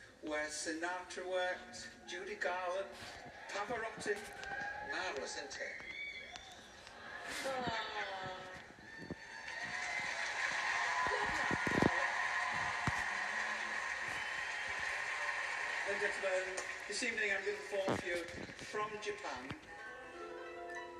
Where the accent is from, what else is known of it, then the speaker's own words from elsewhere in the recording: Barnsley, Yorkshire and the Humber, United Kingdom; I'm from Yorkshire in Barnsley